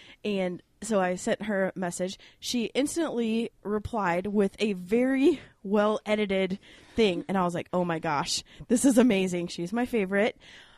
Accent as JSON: {"language": "English", "region": "Midwest", "country": "United States", "accent": "Midwest", "said": "we've had a lot of criticism about my Midwest sounding accent"}